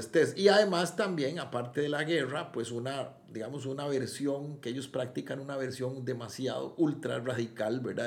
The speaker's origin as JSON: {"language": "Spanish", "country": "Costa Rica"}